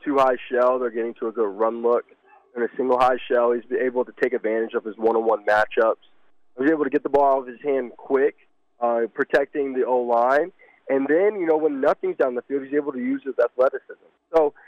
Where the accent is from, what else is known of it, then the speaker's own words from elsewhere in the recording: Alpharetta, Georgia, United States; I'm from Alpharetta, Georgia.